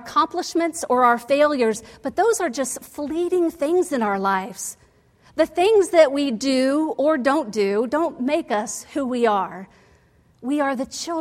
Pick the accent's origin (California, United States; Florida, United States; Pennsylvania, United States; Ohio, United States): Ohio, United States; Dayton; I was born in Dayton, Ohio